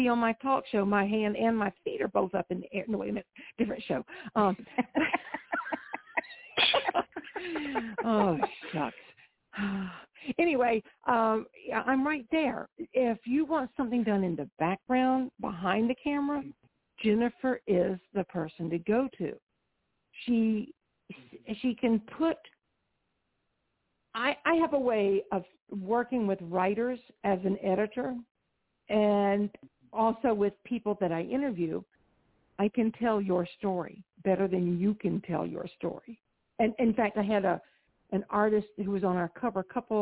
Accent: South Carolina, United States; I was born and raised in the South. She in Georgia, me in South Carolina

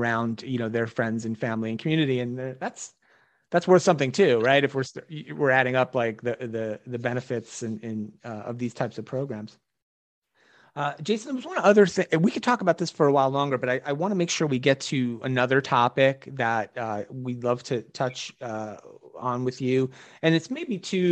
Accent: New Jersey, United States

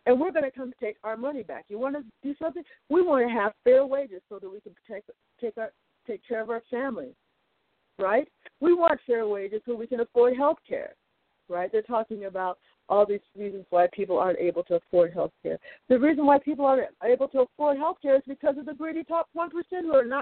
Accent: United States; We're American citizens

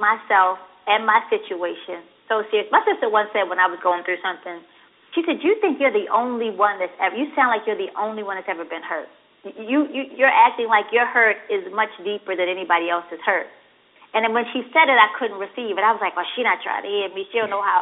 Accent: Baltimore, Maryland, United States; I'm from West Baltimore

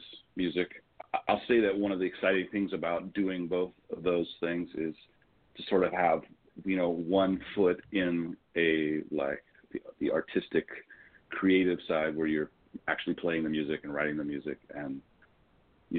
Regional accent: Los Angeles, California, United States; born and raised here in Los Angeles

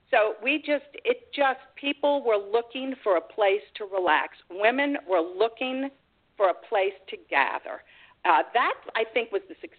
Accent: Mandeville, Louisiana, United States; I was from Mandeville.

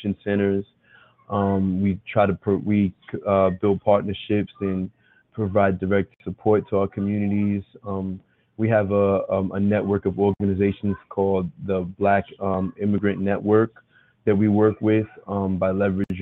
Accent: Elizabeth, New Jersey, United States; now in New York City, United States; I'm a Haitian American. I was born here in the United States in Elizabeth, New Jersey

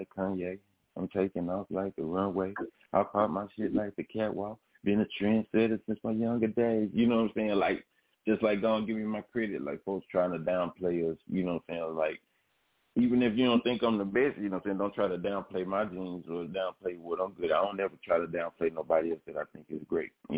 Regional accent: Memphis, Tennessee, United States; Born and raised in Memphis

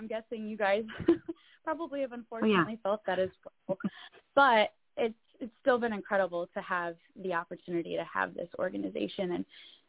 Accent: Michigan, United States; also born or lived in Nashville; I am 24 years old, born and raised in Michigan, spent some time in Nashville doing music

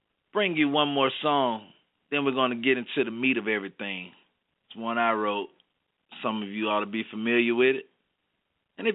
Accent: the South, Alabama, United States; I'm from the South, so, you know, pretty much here in Alabama

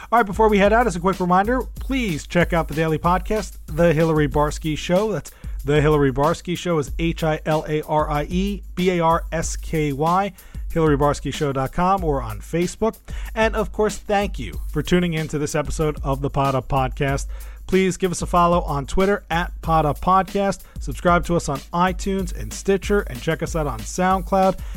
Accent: New York, United States; I'm from New York.

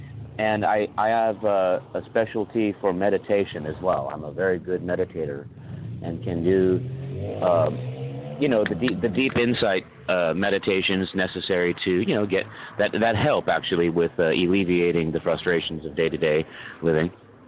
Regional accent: Scotland, United Kingdom; But you have to remember that you can't, I'm not white because I'm Scottish.

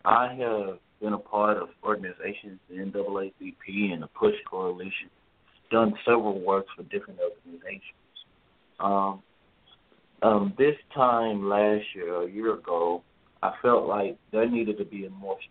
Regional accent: Dallas, Texas, United States; I grew up in Oak Cliff, Texas

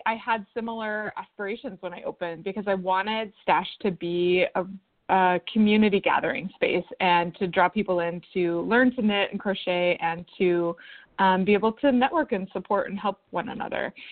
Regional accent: West Coast, United States; now in Oregon, United States; we're both originally from the West Coast

